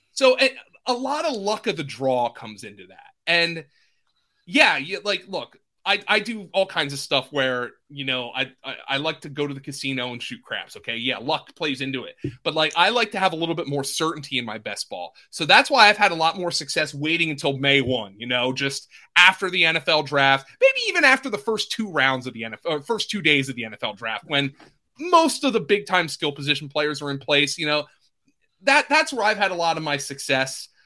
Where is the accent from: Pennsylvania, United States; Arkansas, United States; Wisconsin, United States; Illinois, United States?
Pennsylvania, United States; I'm from Pennsylvania